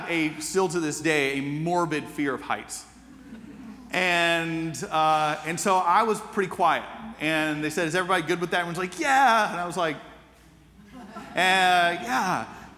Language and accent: English; Atlanta, Georgia, United States; As a teenager growing up in Atlanta